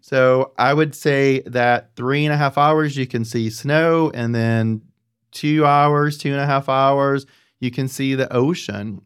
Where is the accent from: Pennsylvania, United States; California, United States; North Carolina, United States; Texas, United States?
North Carolina, United States; Apex; also born or lived in Los Angeles; As I am from North Carolina, from Central, the Raleigh-Durham, actually, Apex area